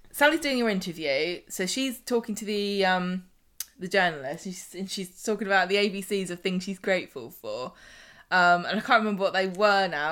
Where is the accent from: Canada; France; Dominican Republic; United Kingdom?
United Kingdom; southern England; I'm from the South